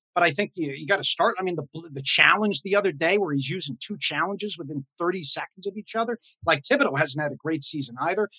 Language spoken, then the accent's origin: English; Connecticut, United States; I grew up in Connecticut